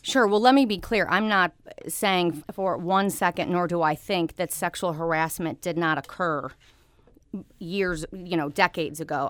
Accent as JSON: {"language": "English", "town": "St. Louis", "region": "Missouri", "country": "United States", "tie": "born or raised there", "also_born_or_lived": "Jefferson City, Missouri", "said": "I'm born and raised in Saint Louis"}